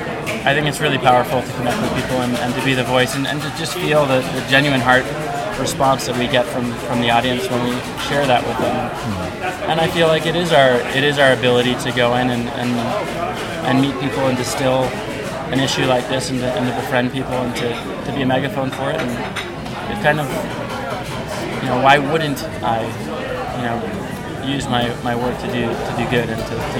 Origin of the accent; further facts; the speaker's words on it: New York City, New York, United States; I come from New York City